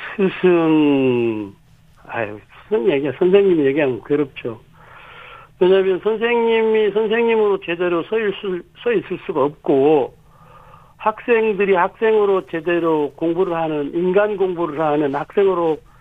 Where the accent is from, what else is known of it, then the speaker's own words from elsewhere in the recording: South Korea; 저는 제가 태어나고 자라서 지금 그 살고 있는 작은 마을